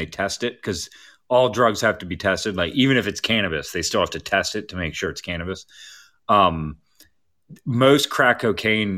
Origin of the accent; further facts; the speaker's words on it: Baltimore, Maryland, United States; I grew up in Baltimore